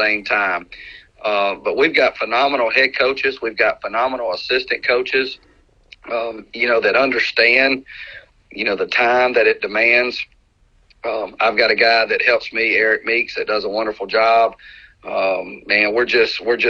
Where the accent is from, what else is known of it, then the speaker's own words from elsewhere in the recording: Meridian, Mississippi, United States; also born or lived in Hattiesburg, Mississippi; I'm an only child, born and raised. I was born in Hattiesburg, but raised in Meridian